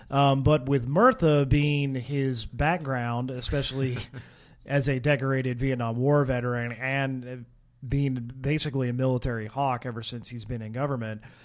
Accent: Kansas, United States; I was from Kansas

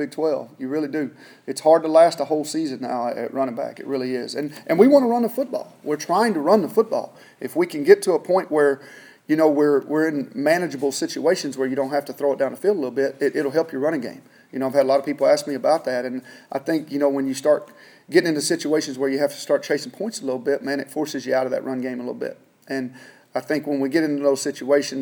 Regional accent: Texas, United States; moved away as an adult; now in Kansas, United States; I grew up in Texas

